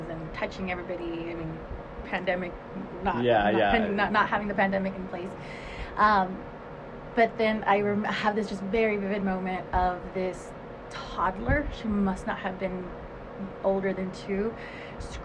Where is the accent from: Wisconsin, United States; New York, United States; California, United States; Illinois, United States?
California, United States; Los Angeles; also born or lived in Riverside, California; now in Bentonville, United States; Originally born and raised in California